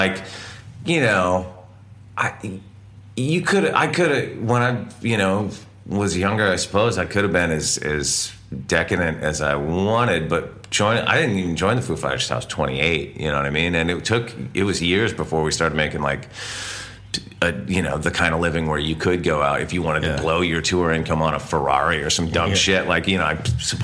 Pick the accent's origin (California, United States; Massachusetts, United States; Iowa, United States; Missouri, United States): California, United States; Santa Barbara; where we grew up in California